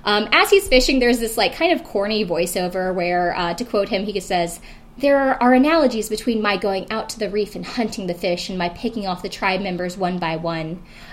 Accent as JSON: {"language": "English", "region": "South Carolina", "country": "United States", "tie": "born or raised there", "moved": "yes", "said": "I'm not necessarily a redneck, but I am from South Carolina originally. And I do know a lot of rednecks and people that I grew up with."}